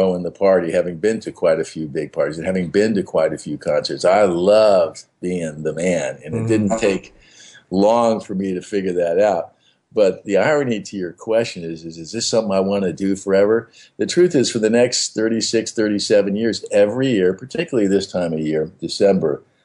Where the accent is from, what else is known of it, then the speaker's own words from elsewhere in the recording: Beverly Hills, California, United States; I grew up in Beverly Hills, but I wasn't a rich kid